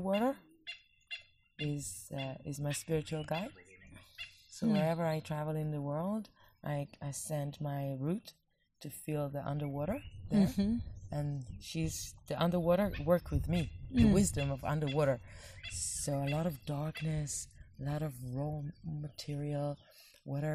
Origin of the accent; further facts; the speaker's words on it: Israel; I'm an Israeli, not just because I was born in Israel to a Jewish family